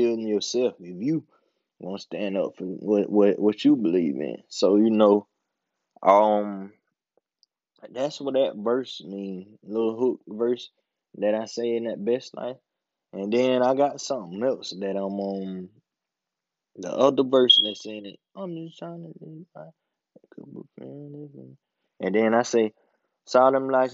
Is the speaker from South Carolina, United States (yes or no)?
yes; Bennettsville, South Carolina, United States; I'm from Bennisfield, South Carolina, a small town down here in South Carolina